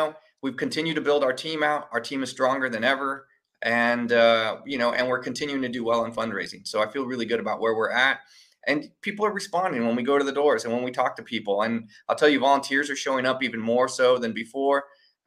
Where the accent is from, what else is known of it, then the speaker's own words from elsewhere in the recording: San Antonio, Texas, United States; also born or lived in Austin; grew up here in San Antonio